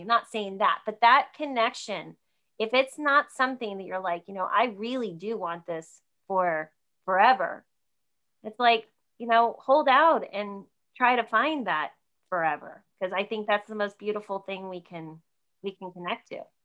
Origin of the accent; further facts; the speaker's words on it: New Jersey, United States; I grew up in New Jersey, so I grew up out an hour outside New York City